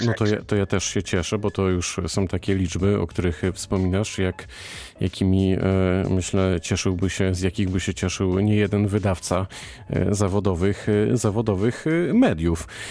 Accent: Wrocław, Lower Silesian Voivodeship, Poland; wrocławianinowi z urodzenia

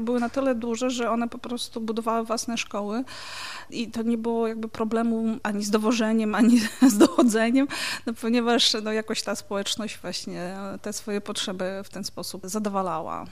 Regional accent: Pervomaisk, Mykolaiv Oblast, Ukraine; also born or lived in Sofiivka, Ukraine / Legnica, Poland; now in Wrocław, Poland; Urodziłam się w Mikołajowie, e, to jest takie duże miasto obwodowe na południu Ukrainy. A mieszkałam później w takim miejscu o cudownie proletarskiej nazwie Pierwomajsk.

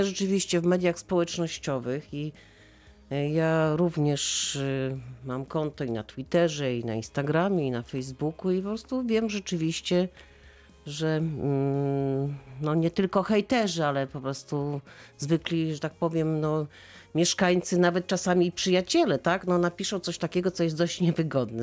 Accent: Wrocław, Lower Silesian Voivodeship, Poland; jestem dumna z tego, że jestem wrocławianką

